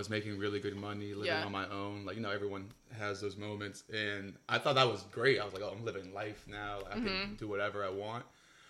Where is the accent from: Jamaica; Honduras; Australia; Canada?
Honduras; I'm from Honduras, so shout out to my Honduran friends out there.